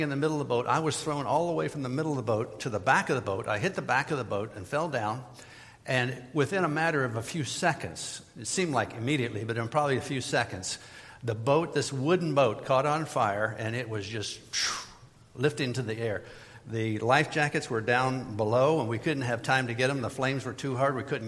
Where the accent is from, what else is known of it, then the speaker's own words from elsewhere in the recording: Midwest, United States; moved away as an adult; also born or lived in Florida; I was from the Midwest, never lived in Florida before that time.